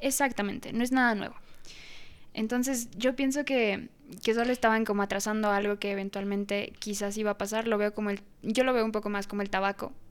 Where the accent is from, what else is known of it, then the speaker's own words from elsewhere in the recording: Mexico; si nací en México